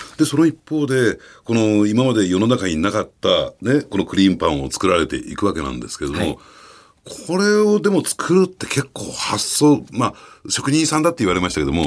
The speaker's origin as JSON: {"language": "Japanese", "region": "Tokyo", "country": "Japan", "said": "私たち東京人間"}